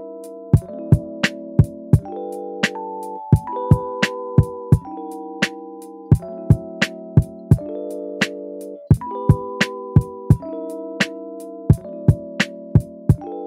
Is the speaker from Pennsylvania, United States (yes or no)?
yes; Charleroi, Pennsylvania, United States; I'm from Charleroi, Pennsylvania. Grew up there